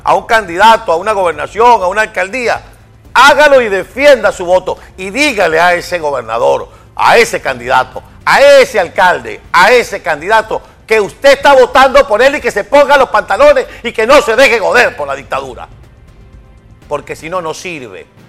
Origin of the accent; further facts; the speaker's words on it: Venezuela; en Venezuela estamos en circunstancias parecidas